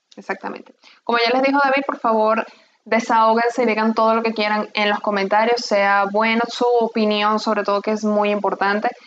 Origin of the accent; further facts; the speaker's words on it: Venezuela; now in Portugal; a nosotros como venezolanos